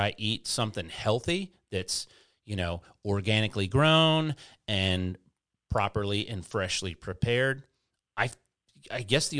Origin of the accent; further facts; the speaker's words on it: United States; I'm a meat eater. I'm an American man. I'm a mechanic.